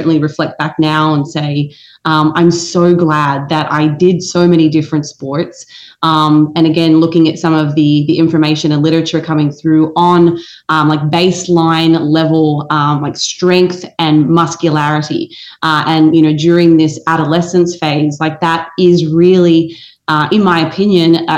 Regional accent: Australia; moved away as an adult; now in United States; growing up in Australia

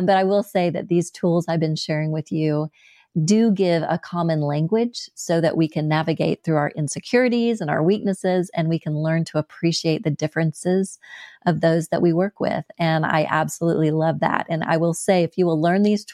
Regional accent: United States; accent: American; my American accent

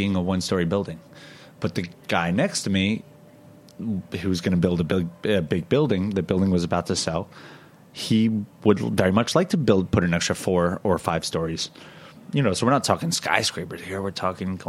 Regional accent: New York, United States; as a New Yorker

